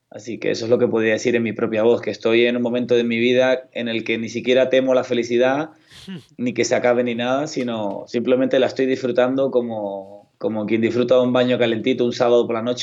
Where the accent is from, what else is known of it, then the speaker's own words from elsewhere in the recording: Canary Islands, Spain; Sí, yo como buen canario hablo a una velocidad parecida a la de los argentinos, pero si quiero hacerme entender, también sé frenar.